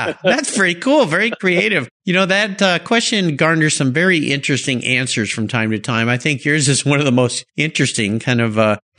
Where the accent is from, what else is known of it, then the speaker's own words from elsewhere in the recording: La Jolla, California, United States; moved away; my hometown of La Jolla.